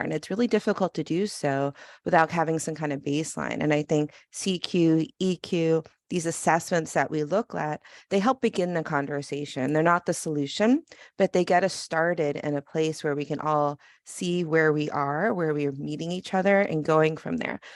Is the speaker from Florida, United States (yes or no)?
no; New York, United States; I'm from New York